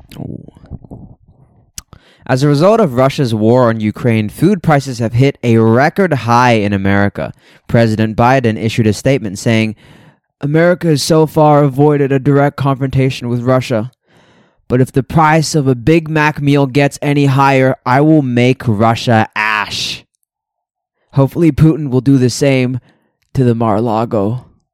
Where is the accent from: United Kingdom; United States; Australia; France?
Australia; moved away; I'm from Australia